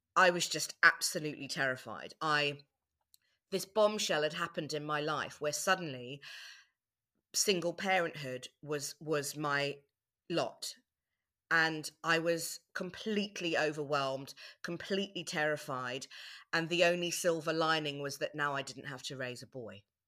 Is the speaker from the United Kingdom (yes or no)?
no; South Africa; moved away; I was born in South Africa